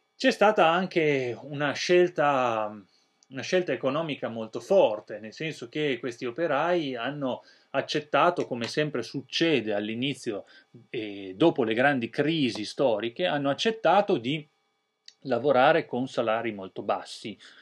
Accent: Italy; noi italiani

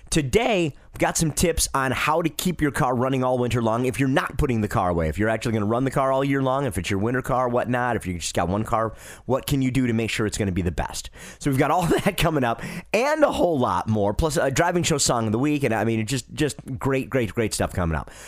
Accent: Detroit, Michigan, United States; moved away; I'm from Detroit originally

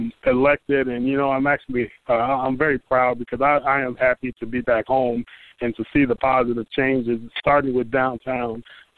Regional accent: Detroit, Michigan, United States; moved away as an adult; also born or lived in Washington, D.C. / Massachusetts; I'm still from Detroit. I'm just not there because I'm a full-time student here.

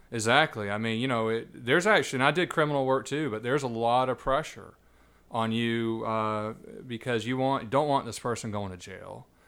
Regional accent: Savannah, Georgia, United States; I was born and raised here, actually.

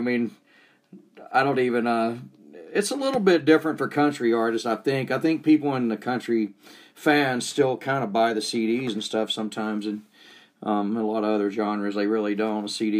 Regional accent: 30 minutes north of Atlanta, Georgia, United States; moved away as an adult; now in Utah, United States; Because I grew up in Georgia, so I was kind of grandfathered in.

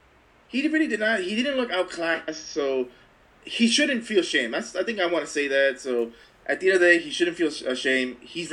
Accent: El Monte, California, United States; you and I, we were raised in El Monte

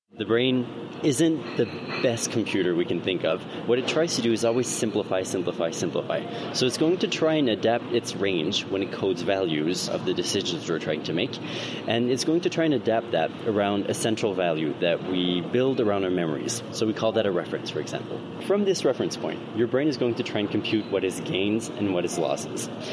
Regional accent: Canada; now in United Kingdom; I'm an immigrant. I'm from Canada

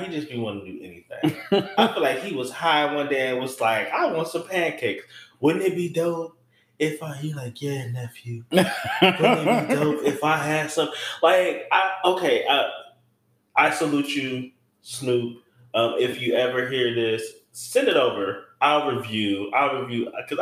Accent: Detroit, Michigan, United States; growing up in Detroit

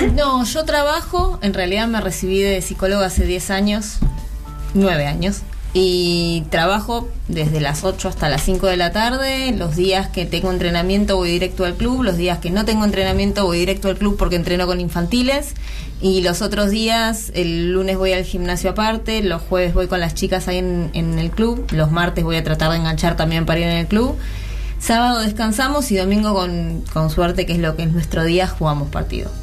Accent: Argentina; Nosotras acá en Argentina

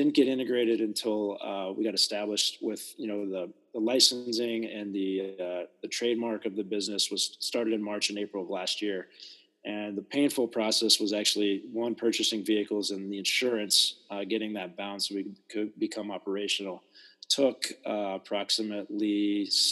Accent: East Coast, United States; also born or lived in Southern California / Northern California; now in South Dakota, United States; I grew up on the East Coast in relatively larger cities

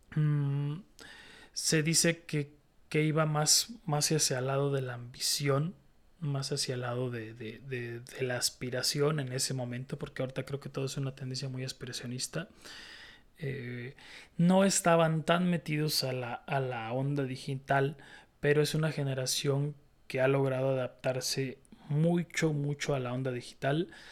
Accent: Mexico; yo soy muy mexicano, muy mexicanote

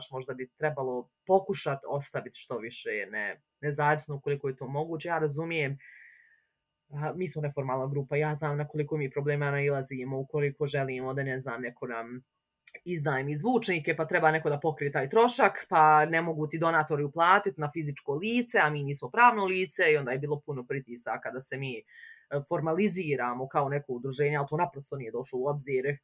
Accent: Bosnia & Herzegovina; also born or lived in Tuzla; ako dolazim iz Bosne i Hercegovine

